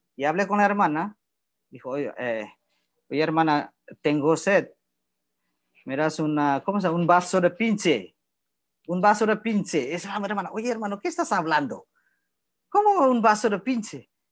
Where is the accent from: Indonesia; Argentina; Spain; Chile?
Indonesia; Spanish is a second language; moved away as an adult; also born or lived in Nuevo Laredo, Mexico / Torreón, Mexico; now in Mexico; soy de Indonesia